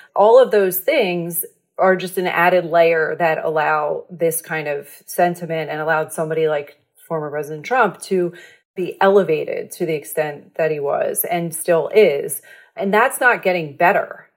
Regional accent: Levittown, Pennsylvania, United States; moved away; I'm from Levittown, Pennsylvania, outside, a suburb of Philly

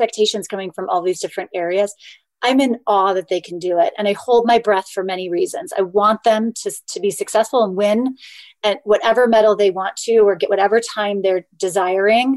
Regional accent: just outside of Sacramento, Northern California, United States; I was born and raised in Northern California

